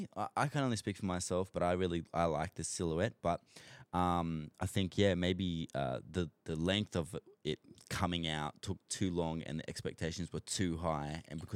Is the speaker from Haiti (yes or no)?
no; Australia; accent: Australian; I hope I said that right because my Australian accent always butchers stuff, bro.